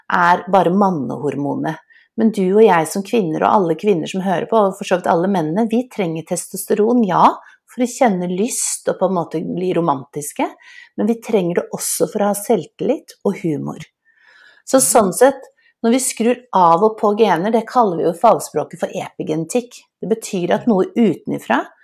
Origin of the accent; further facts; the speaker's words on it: Oslo, Norway; jeg vokste jo opp i et hjemme på Smestad